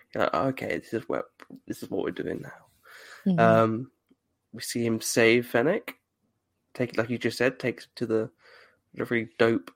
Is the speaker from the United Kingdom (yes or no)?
yes; United Kingdom; I'm British.